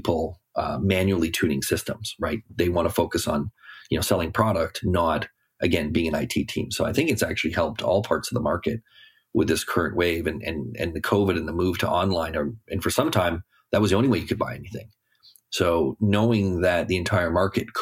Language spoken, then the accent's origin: English; Canada; being a Canadian and living in Toronto